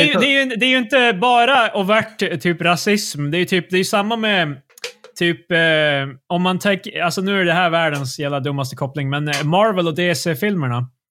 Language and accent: Swedish; Sweden